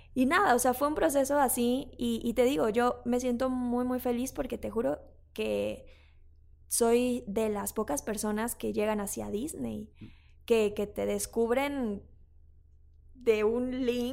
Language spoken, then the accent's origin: Spanish; Mexico; sí soy mexicana